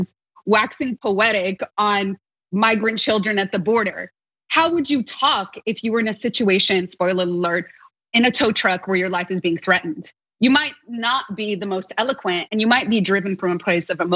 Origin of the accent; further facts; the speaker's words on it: Los Angeles, California, United States; growing up in Los Angeles